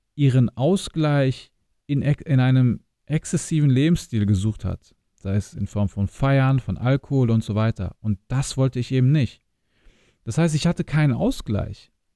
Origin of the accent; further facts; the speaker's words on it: near Hanover, Lower Saxony, Germany; now in Düsseldorf, Germany; geboren und aufgewachsen in Niedersachsen in der Nähe von Hannover, in einem kleinen Ort, 20.000 Einwohner ungefähr, und habe meine Wurzeln in Bosnien